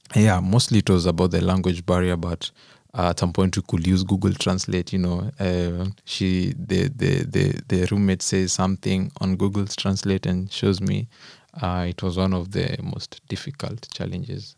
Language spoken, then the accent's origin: English; Kenya; moved away as an adult; now in Germany; I'm also a Kenyan